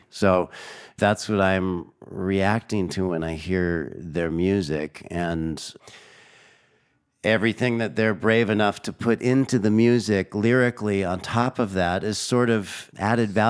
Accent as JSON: {"language": "English", "region": "Southern California", "country": "United States", "tie": "born or raised there", "also_born_or_lived": "North Carolina", "moved": "as an adult", "lives_now": "Durham, United States", "said": "I still think of myself as deeply Californian, but the fact is that uh, you know I've raised my family in North Carolina."}